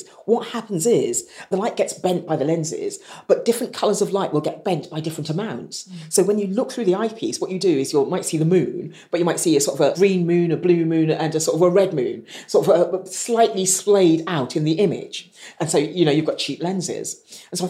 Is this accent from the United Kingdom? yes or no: yes; United Kingdom; growing up, I didn't feel I belonged anywhere. I think I'm quite British in the way I've been brought up